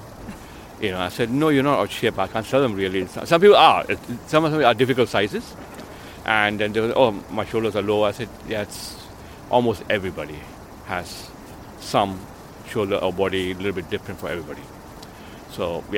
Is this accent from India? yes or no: yes; India; moved away; also born or lived in Hong Kong / United Kingdom; I was born in India